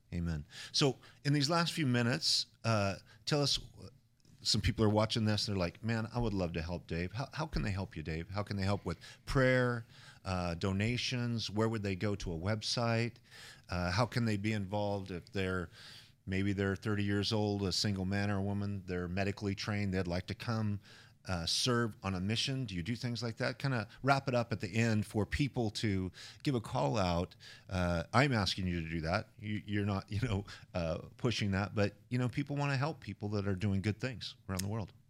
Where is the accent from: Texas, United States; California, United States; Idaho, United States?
Idaho, United States; I come from Idaho, guns are a part of life.